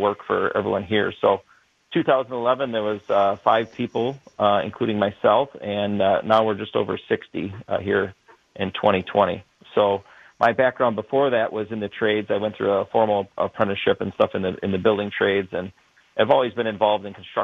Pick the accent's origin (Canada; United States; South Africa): United States; Burlington, Wisconsin; I grew up in Burlington